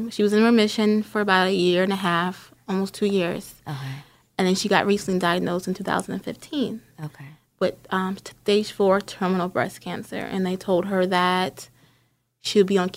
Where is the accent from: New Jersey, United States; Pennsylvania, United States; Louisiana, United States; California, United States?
New Jersey, United States; Linden; born or raised there; moved away as an adult; also born or lived in Summit, New Jersey / Newark, New Jersey